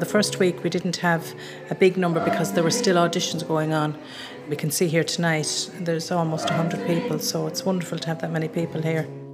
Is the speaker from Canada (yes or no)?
no; Kilkenny, Leinster, Ireland; now in Castlecomer, Ireland; I'm originally from Kilkenny. I'm now living in Castlecomer.